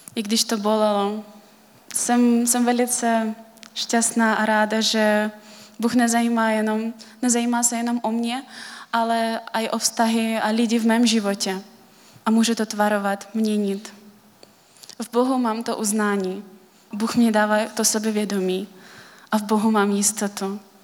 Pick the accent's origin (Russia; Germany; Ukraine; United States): Russia; Kalmykia; Czech is a second language; moved away as an adult; now in Czech Republic; už 9 let jsem v Česku, jinak pocházím z Kalmické republiky, což je součást Ruska.